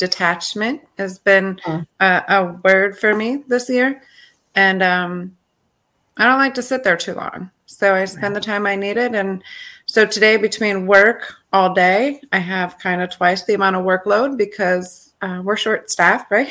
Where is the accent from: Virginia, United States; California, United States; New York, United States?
New York, United States; Rochester; I'm from Rochester, New York, born and raised here